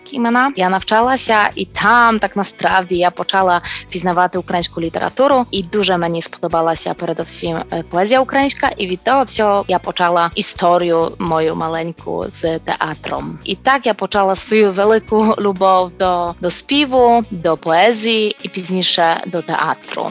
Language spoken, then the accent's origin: Ukrainian; Poland; Я народилася в Польщі